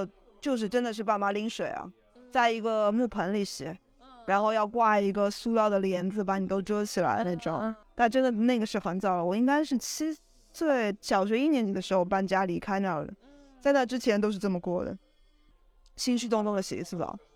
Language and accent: Chinese; Shanghai, China; now in Barcelona, Spain; 万幸是巴塞罗那新开了一家小笼包店，而且是我上海人 Uniqlo。